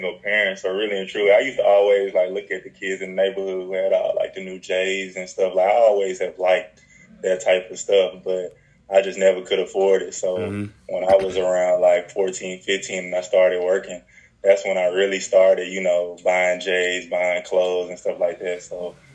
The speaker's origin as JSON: {"language": "English", "town": "Nashville", "region": "Tennessee", "country": "United States", "tie": "born or raised there", "also_born_or_lived": "Richmond, Virginia", "moved": "as an adult", "lives_now": "Birmingham, United States", "said": "I'm from Nashville, Tennessee. I was born, actually, in Richmond, Virginia, and moved to Nashville when I was in about fifth grade."}